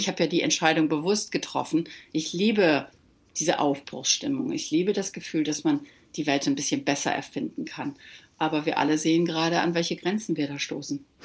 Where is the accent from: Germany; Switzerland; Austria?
Germany; moved away as an adult; now in Malibu, United States; als Deutscher